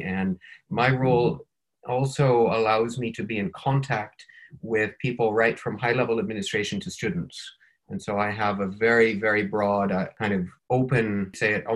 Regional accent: Minnesota, United States; also born or lived in Northern Ireland / China / India / Morocco; now in Wisconsin, United States; I am from Minnesota in the United States and living in Wisconsin in the United States

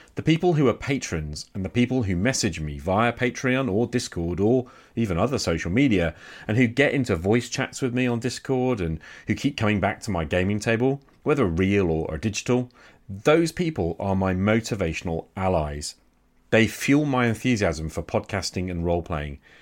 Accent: England, United Kingdom; I'm English

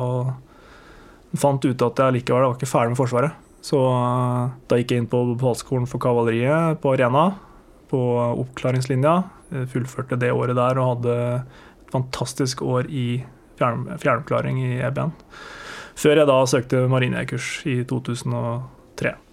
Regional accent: Toten, Innlandet, Norway; Jeg er fra Toten. Jeg eh, vokste opp på gård med låve og stabbur

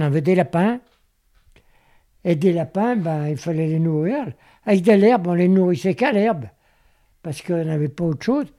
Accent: Vienne, Auvergne-Rhône-Alpes, France; Je suis né à Vienne

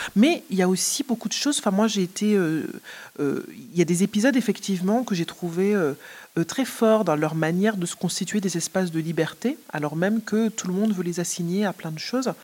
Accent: Martinique; Je suis de Martinique

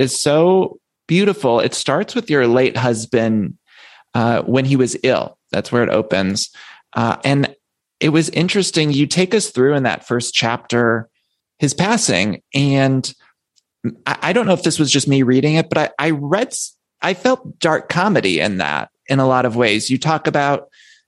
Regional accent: Ohio, United States; I grew up in Ohio

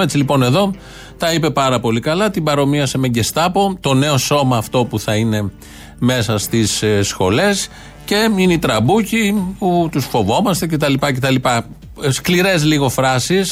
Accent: Kaisariani, Attica, Greece; Γεννήθηκα στην Κεσαριανή, εδώ που μένω

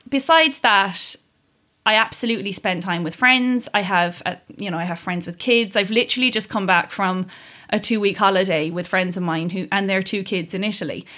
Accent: Kerry, Munster, Ireland; I grew up in Kerry

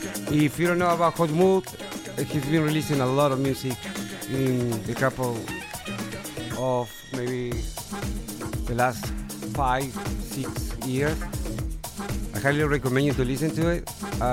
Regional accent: Argentina; moved away; I'm from Argentina

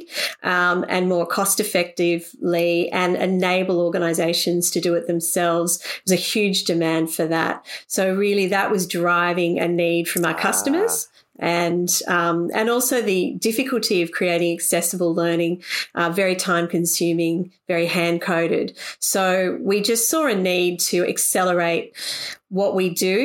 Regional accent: Sydney, New South Wales, Australia; I grew up on the North Shore of Sydney

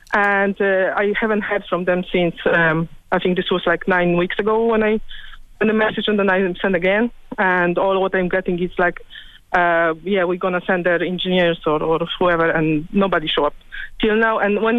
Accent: Poland; English is a second language; moved away as an adult; now in Ireland; I'm Polish originally.

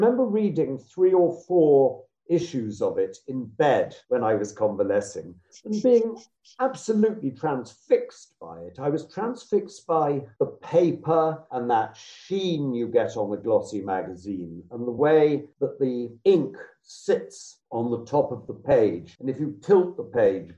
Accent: West Sussex, South East England, United Kingdom; I grew up in West Sussex

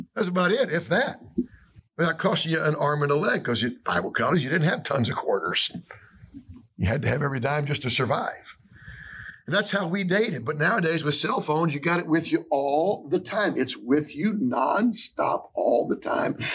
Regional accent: Atlanta, Georgia, United States; moved away as an adult; I'm from Atlanta, Georgia, Atlanta, Georgia area

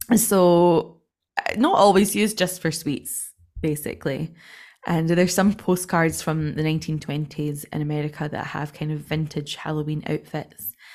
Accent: Scotland, United Kingdom; we're not from the West

